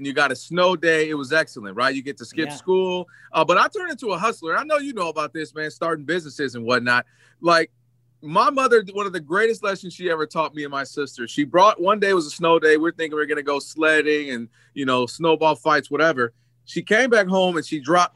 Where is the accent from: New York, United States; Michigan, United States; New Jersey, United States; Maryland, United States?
Michigan, United States; Ann Arbor; moved away as an adult; also born or lived in Detroit, Michigan / Flint, Michigan; now in California, United States; being born and raised in Ann Arbor